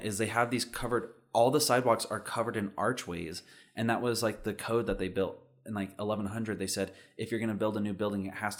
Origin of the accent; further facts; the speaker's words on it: United States; I'm just American.